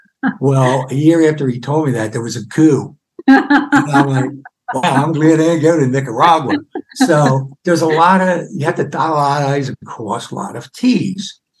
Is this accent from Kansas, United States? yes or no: no; Florida, United States; moved away as an adult; now in San Miguel de Allende, Mexico; because we're from Florida and we're used to being close to the beach.